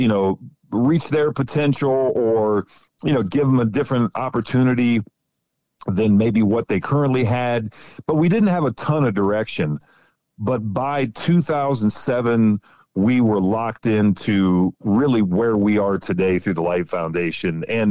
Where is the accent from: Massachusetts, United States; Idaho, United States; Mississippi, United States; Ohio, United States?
Ohio, United States; West Central; I grew up in the Midwest, grew up right, central Ohio on the Indiana border. So West Central Ohio